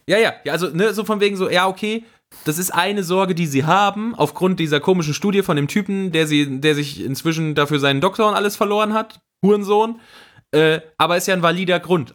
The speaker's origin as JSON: {"language": "German", "area": "Siegerland", "region": "North Rhine-Westphalia", "country": "Germany", "moved": "yes", "lives_now": "Cologne, Germany", "said": "ich bin ja nach Köln gezogen, ich komme aus dem Siegerland"}